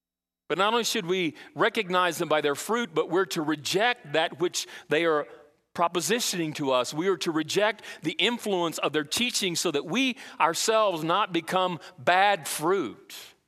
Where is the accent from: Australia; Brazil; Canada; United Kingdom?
Brazil; Remember when I was growing up in Brazil, we had what we call a real marketplace